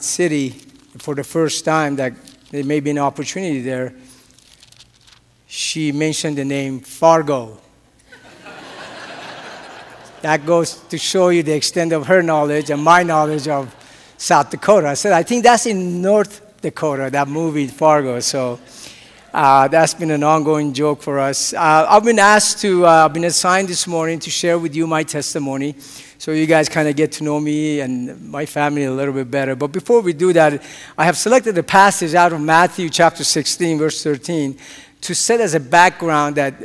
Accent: Tehran, Tehran Province, Iran; moved away; I was born and raised, as I mentioned before, in a country that is very peaceful, loves everybody. We get along with everybody. And that country happens to be Iran. And I was born in Tehran.

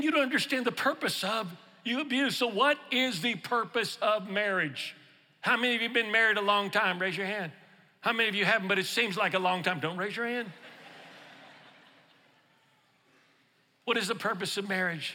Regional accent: Houston, Texas, United States; now in Louisiana, United States; I'm originally from Texas, from Houston, but I live in Louisiana

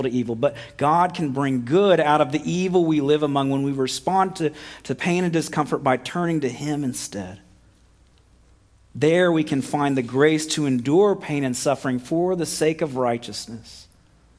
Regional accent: United States; we're American.

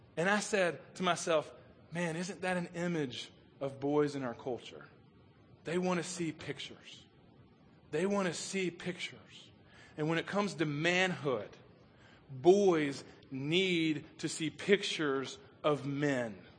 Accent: Chattanooga, Tennessee, United States; we grew up on Lookout Mountain uh, outside of Chattanooga

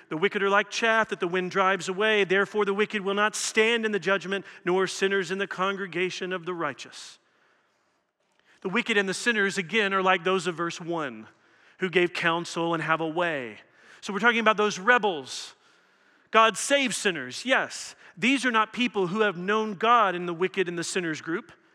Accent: Louisville, Kentucky, United States; I come from Louisville, Kentucky

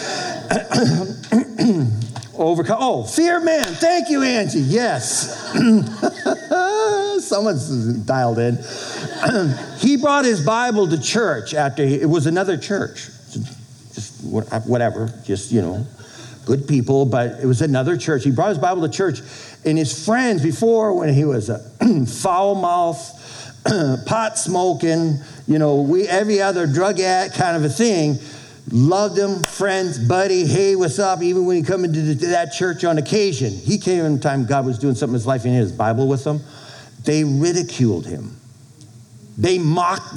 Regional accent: Boston, Massachusetts, United States; moved away as an adult; also born or lived in Texas; now in Minnesota, United States; I'm from Boston

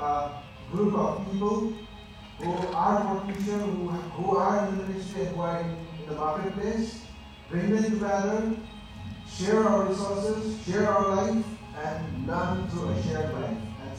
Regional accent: Bhutan; I'm from Bhutan, the land of God's natural happiness.

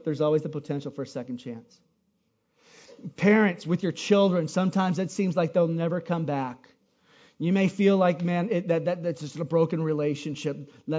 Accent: Hawaii, United States; as a Hawaiian, I totally get, man. I would, you know, I'm from Hawaii.

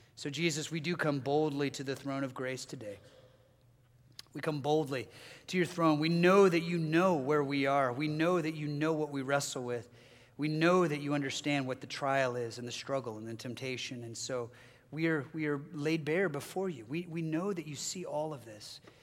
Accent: Southern California, United States; moved away as an adult; my family and I hail from Southern California. That's where our family members still live

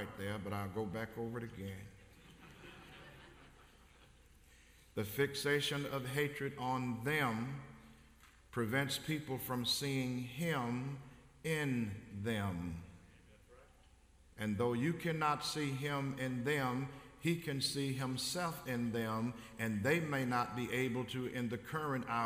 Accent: Covington, Tennessee, United States; growing up in West Tennessee in Covington, Tennessee, 36 miles north of Memphis

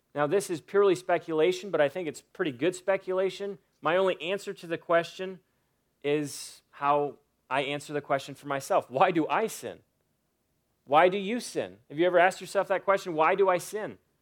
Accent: United States; I'm an American citizen

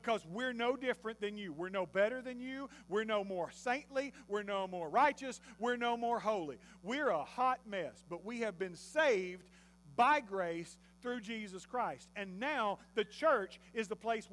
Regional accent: Texas, United States; We're from Texas

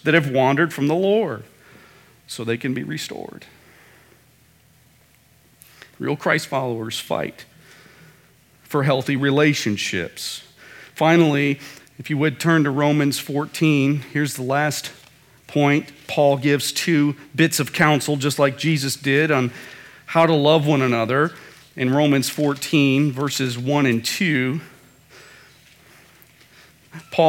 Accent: Midwest, United States; moved away; back in the Midwest, when I was growing up in the Midwest

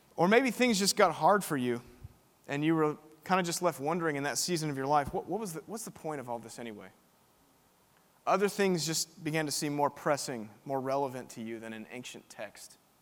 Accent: Spring, Texas, United States; now in Austin, United States; I'm from just down the road in Spring, Texas. I went to Klein High School

